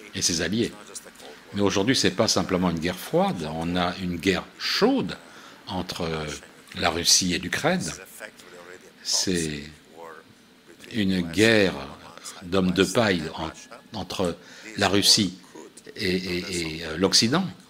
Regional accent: Milan, Lombardy, Italy; moved away as an adult; also born or lived in Istanbul, Turkey / Tehran, Iran / Tel Aviv, Israel / United States; à l'âge de quatre ans, nous avons émigré vers Milan, en Italie, où nous nous sommes installés. J'ai grandi là-bas.

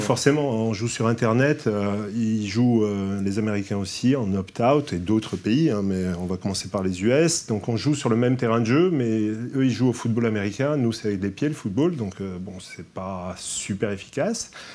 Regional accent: Corsica, France; Je suis corse

